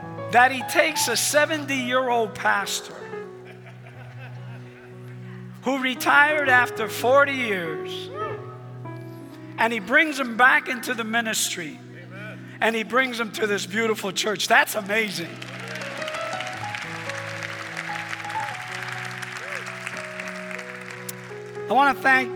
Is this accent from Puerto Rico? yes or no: yes; Puerto Rico; first language Spanish; English is a second language; moved away; I'm from the Caribbean, beautiful island called Puerto Rico. I was born there.